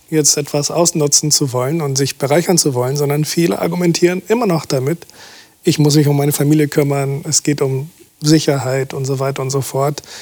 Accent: Brazil; now in Germany; und sich dann anguckt, was da passiert war in Brasilien, in meinem Heimatland, würden sie drüber lachen.

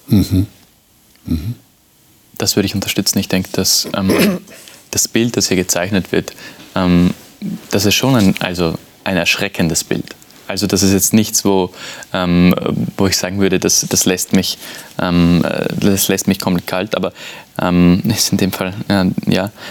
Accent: Vienna, Austria; ich bin aus Wien

